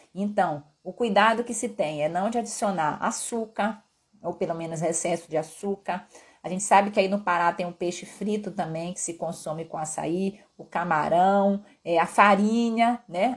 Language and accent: Portuguese; Pará, Brazil; accent: mixed with Northeast; moved away as an adult; also born or lived in Belo Horizonte, Brazil / Rio de Janeiro, Brazil; now in Vitória, Brazil; Eu sou paraense de uma terra onde a gente consome muita tapioca